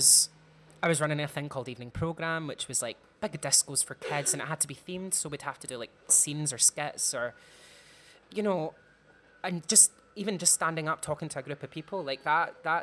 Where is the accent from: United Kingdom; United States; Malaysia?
United Kingdom; Clydebank, Scotland; I'm from Clydebank, which is quite like a working class area in Scotland